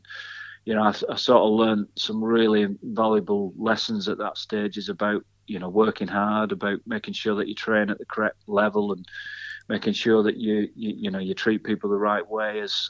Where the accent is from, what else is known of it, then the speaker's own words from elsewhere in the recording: Oldham, North West England, United Kingdom; used to go to the Oldham games regularly. You know, follow them, and you know, you naturally want to play for what, you know, was my hometown club.